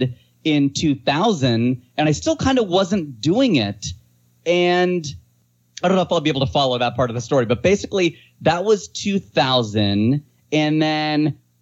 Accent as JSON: {"language": "English", "town": "Fairfield", "region": "Ohio", "country": "United States", "tie": "born or raised there", "also_born_or_lived": "Hamilton, Ohio / Cleveland / Cincinnati / Dayton", "moved": "as an adult", "lives_now": "Los Angeles, United States", "said": "I was born in Hamilton, grew up in Fairfield, went to school in Cleveland and Cincinnati and worked in Dayton. I was an Ohio boy through and through."}